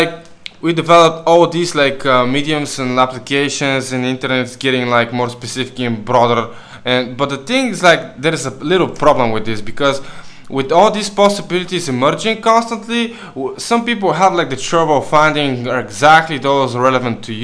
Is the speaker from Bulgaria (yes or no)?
yes; Bulgaria; now in Canary Islands, Spain; we come from Bulgaria